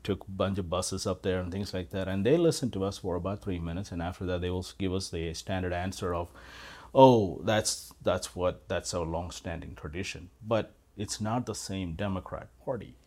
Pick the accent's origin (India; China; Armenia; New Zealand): India; Kerala; moved away as an adult; also born or lived in Carrollton, Texas / Collin County, Texas; now in Parker, United States; I was born and raised in India